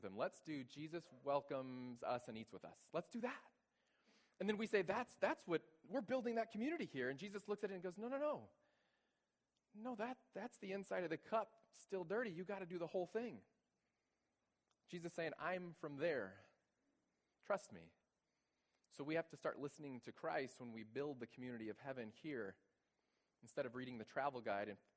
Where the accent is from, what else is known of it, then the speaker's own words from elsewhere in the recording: Texas, United States; moved away as an adult; now in Bowling Green, United States; I'm originally from Texas